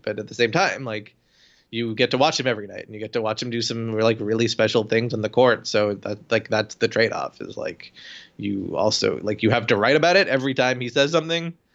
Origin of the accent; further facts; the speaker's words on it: Toronto, Ontario, Canada; moved away; I went to Toronto the other week, my hometown